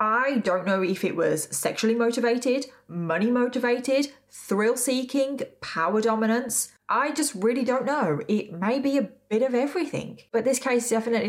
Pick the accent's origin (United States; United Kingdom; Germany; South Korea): United Kingdom; I'm British and we pronounce Craig as Craig